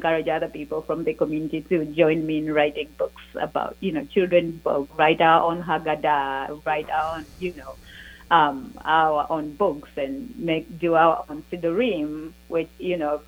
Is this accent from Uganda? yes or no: yes; Uganda; the Jewish community of Uganda and my own story